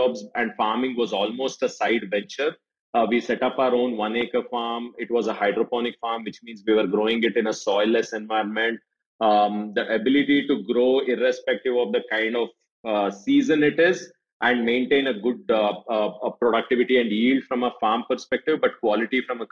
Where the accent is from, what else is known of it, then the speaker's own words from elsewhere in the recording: Bangalore, Karnataka, India; born and brought up in Bangalore